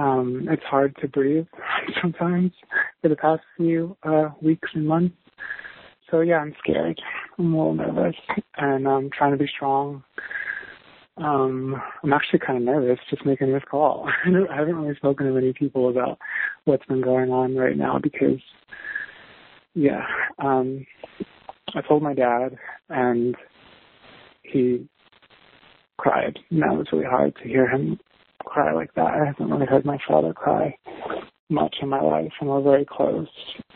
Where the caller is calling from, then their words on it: New York City, New York, United States; I'm 31 years old. I'm calling from New York City.